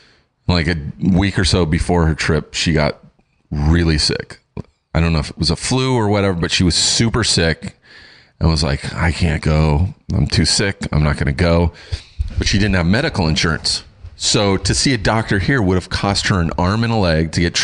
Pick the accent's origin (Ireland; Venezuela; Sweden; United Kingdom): United Kingdom; I'm British. I'm hardy.